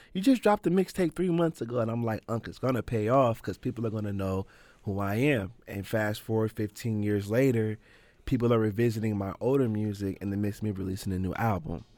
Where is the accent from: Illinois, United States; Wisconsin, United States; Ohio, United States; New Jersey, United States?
Ohio, United States; Canton; also born or lived in Plain Township, Ohio; growing up in Canton, I grew up on the southeast side, and up until about I was six